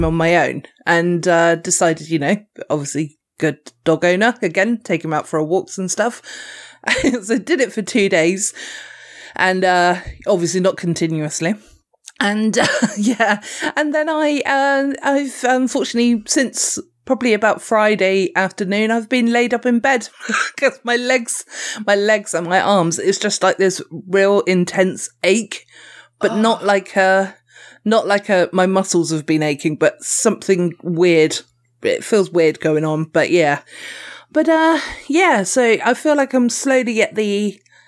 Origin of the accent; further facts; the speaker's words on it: United Kingdom; I'm British